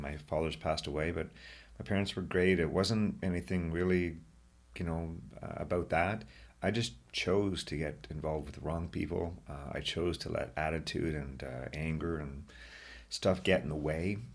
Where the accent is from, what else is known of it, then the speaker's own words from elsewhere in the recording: Brockville, Ontario, Canada; moved away as an adult; now in Ottawa, Canada; I am very proud to be from Brockville, although I love my home here in Ottawa, too